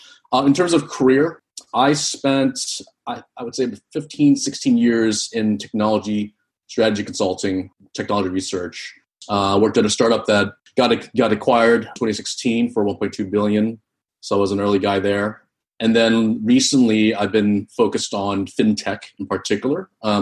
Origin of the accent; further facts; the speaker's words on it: East Coast, United States; So I am Vietnamese American. I grew up in the East Coast.